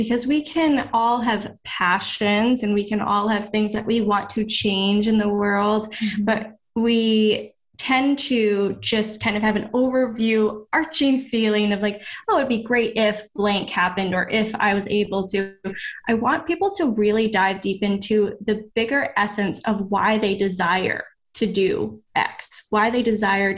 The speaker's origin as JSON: {"language": "English", "region": "Maine", "country": "United States", "moved": "as an adult", "lives_now": "Florida, United States", "said": "I came from Maine."}